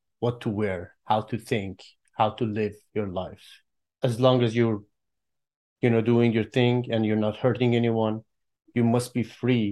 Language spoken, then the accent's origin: English; Tehran, Tehran Province, Iran; now in Toronto, Canada; I'm originally from Iran, and I was born and raised in Tehran, the capital, and I'm proudly an Iranian.